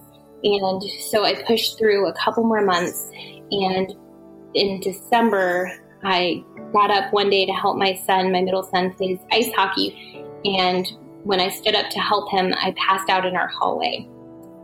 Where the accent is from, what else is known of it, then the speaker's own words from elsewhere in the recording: Woodbridge, Virginia, United States; I grew up in Northern Virginia